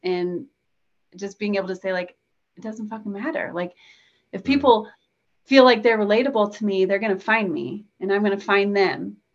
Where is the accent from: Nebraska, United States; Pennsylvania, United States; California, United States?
Nebraska, United States; I'm from Nebraska. We get tornadoes here